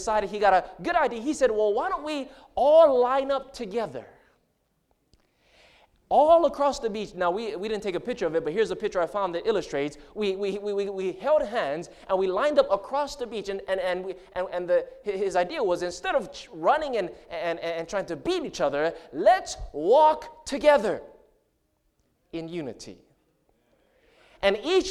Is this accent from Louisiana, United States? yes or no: no; Hawaii, United States; moved away; I grew up in Hawaii. That's where I'm from